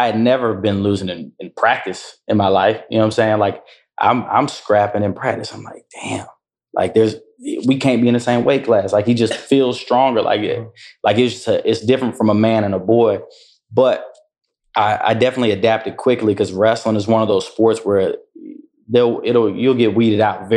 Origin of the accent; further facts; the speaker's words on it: Durham, North Carolina, United States; was born and raised in Durham